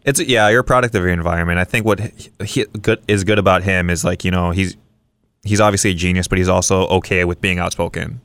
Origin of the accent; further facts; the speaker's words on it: Kauai, Hawaii, United States; I'm from Kauai